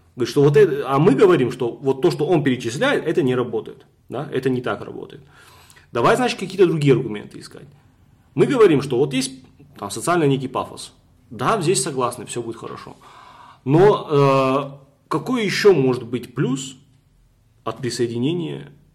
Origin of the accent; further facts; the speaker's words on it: North Ossetia–Alania, Russia; я северянин, у меня нету никого в Южной Осетии, ни родственников, никого